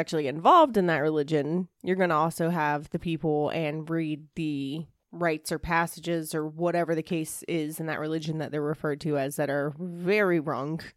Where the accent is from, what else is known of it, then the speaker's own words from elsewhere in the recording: the South, United States; growing up in the South and living in the South currently